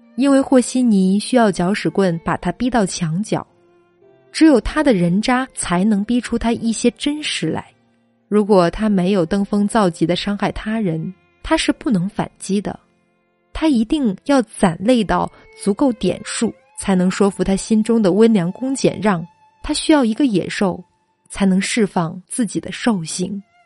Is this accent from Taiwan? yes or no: no; China; 我们中国人